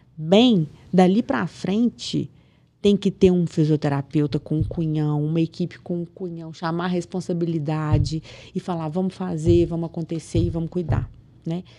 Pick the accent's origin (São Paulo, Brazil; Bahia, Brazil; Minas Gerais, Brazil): Minas Gerais, Brazil; Piracema; now in Belo Horizonte, Brazil; eu sou de Piracema, do interior de Minas, 120 quilômetros daqui